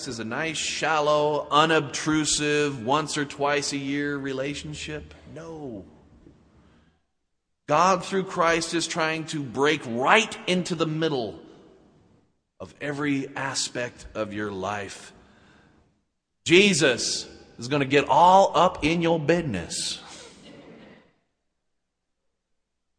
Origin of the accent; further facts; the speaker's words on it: Utah, United States; I credit growing up in Utah with the beginning of my faith.